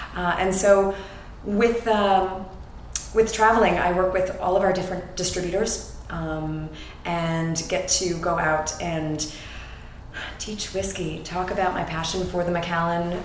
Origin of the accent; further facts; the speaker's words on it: Canada; moved away as an adult; also born or lived in New York City, United States; now in Madrid, Spain; I am a Canadian with Scottish roots and in Canada, we talk about our roots